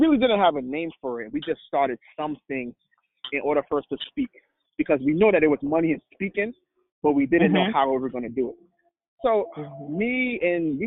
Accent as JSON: {"language": "English", "town": "New York City", "region": "New York", "country": "United States", "tie": "born or raised there", "also_born_or_lived": "Trinidad", "said": "I grew up in Brooklyn, New York, came from Trinidad when I was 8 years old"}